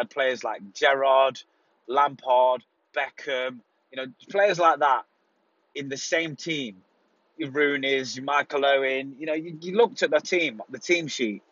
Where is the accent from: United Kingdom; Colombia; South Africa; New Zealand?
United Kingdom; moved away; also born or lived in Spain; as a British person